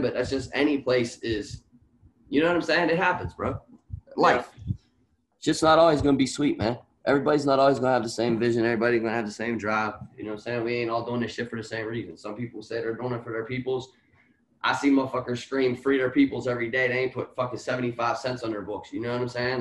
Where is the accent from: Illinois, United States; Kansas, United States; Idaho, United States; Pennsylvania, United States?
Pennsylvania, United States; Washington; now in Pittsburgh, United States; I'm from Washington, PA, Eighth Ward. Grew up there till maybe like mid 20s and then I moved to Pittsburgh, and here we sit